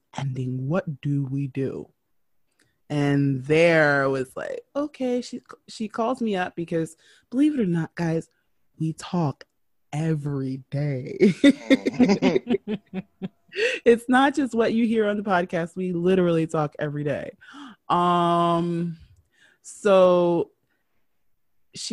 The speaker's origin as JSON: {"language": "English", "town": "New York City", "region": "New York", "country": "United States", "said": "I am from New York City."}